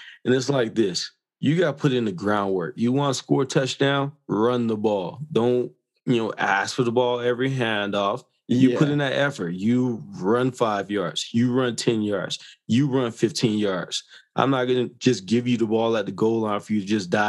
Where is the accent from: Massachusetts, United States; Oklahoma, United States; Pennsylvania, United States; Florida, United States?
Florida, United States; moved away as an adult; also born or lived in New York; now in Calgary, Canada; I was from Florida